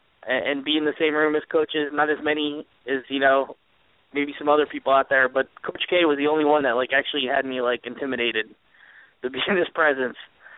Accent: New Jersey, United States; Growing up in Jersey, I was a big Bobby Hurley fan.

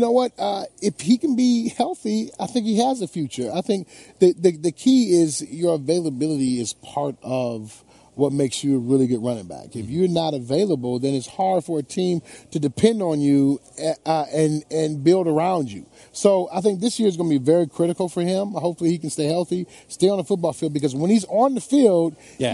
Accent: Detroit, Michigan, United States; my hometown

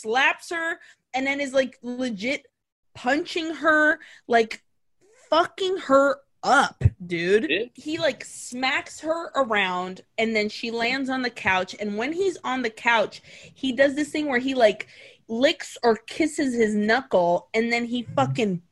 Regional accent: Brazil; moved away; growing up in Brazil, I grew up in Brazil

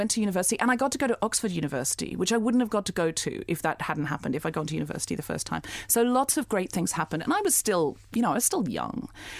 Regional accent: Gold Coast, Queensland, Australia; Firstly, I lived on the Gold Coast.

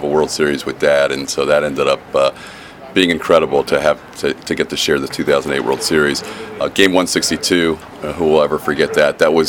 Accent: Houston, Texas, United States; also born or lived in Tampa Bay; now in Houston, United States; I was born in Houston, coming back to Houston

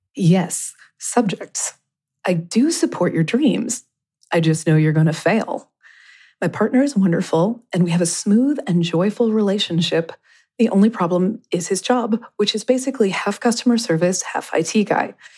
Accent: Kentucky, United States; I grew up in Kentucky

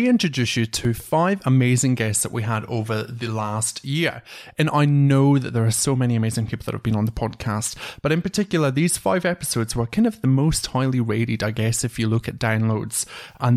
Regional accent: Scotland, United Kingdom; now in Australia; from Scotland

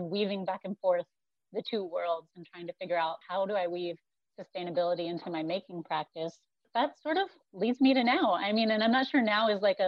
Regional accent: North Carolina, United States; moved away as an adult; also born or lived in Northeast Missouri; now in Berea, United States; I grew up in North Carolina

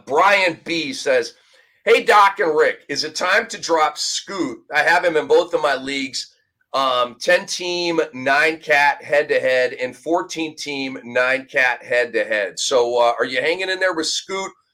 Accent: Minneapolis, Minnesota, United States; moved away; my old stomping grounds, my hometown of Minnesota in, in Minneapolis

